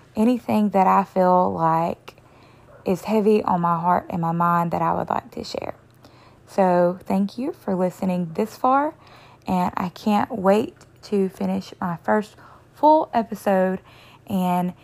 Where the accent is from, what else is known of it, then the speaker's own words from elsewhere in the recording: the South, United States; I am from the South.